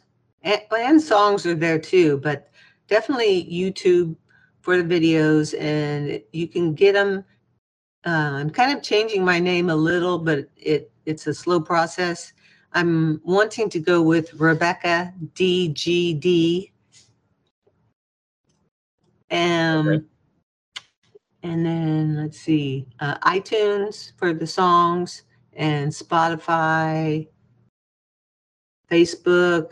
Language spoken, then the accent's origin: English; Kansas City, Missouri, United States; moved away as an adult; also born or lived in Germany; now in Seattle, United States; I come from Kansas City most of my life, or all of my life, basically, other than living in Germany for a while